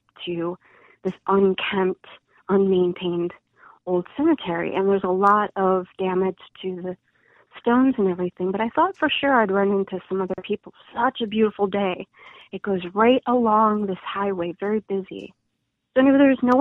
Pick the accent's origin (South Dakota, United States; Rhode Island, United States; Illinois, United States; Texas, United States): Illinois, United States; Chicago; also born or lived in Midlothian, Illinois; I grew up in Chicagoland, and I actually spent some years in Midlothian, Illinois